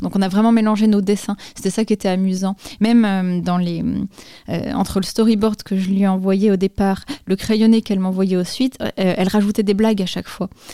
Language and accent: French; Dole, Bourgogne-Franche-Comté, France; moved away as an adult; also born or lived in Épinal; j'ai grandi à Dole, dans le Jura